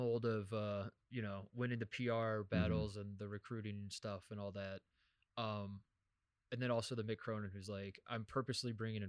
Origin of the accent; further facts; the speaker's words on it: Indiana, United States; can retroactively say I'm a Colts fan because I grew up in Indiana.